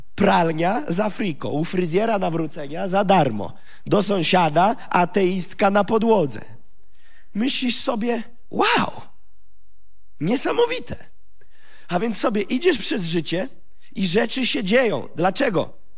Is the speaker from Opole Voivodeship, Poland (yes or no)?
no; Gołdap, Warmian-Masurian Voivodeship, Poland; urodziłem się w Gołdapi, w rodzinie pastorskiej